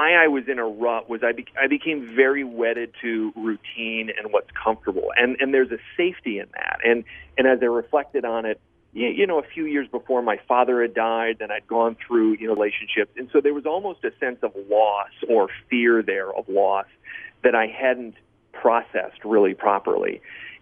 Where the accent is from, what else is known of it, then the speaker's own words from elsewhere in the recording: Michigan, United States; moved away; growing up in Michigan